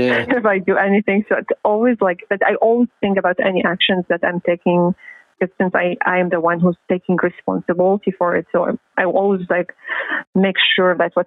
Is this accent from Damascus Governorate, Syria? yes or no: yes; Damascus, Damascus Governorate, Syria; moved away; I grew up. In Syria, North Damascus